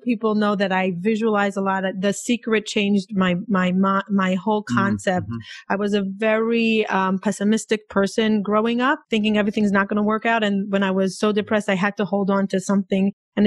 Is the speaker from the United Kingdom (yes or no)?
no; Israel; also born or lived in Boca Raton; now in New York, United States; I'm from Israel